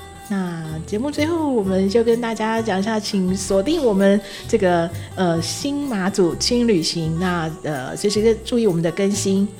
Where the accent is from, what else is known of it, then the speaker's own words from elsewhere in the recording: Taiwan; now in Matsu, Taiwan; 其实呃，我我因为我们毕竟都是从台湾跳岛过来的啦，对。